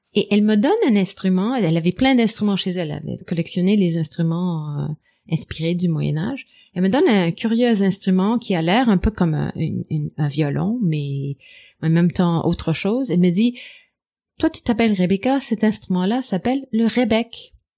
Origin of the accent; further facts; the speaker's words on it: Montreal, Quebec, Canada; first language English; French is a second language; moved away as an adult; also born or lived in Europe; Je suis je suis née à Montréal, anglophone, mais j'ai vécu longtemps en Europe